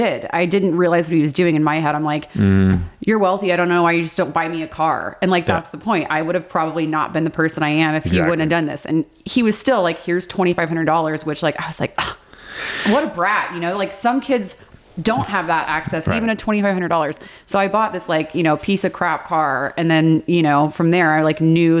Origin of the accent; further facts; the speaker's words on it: Cypress, Texas, United States; I grew up in Cypress, Texas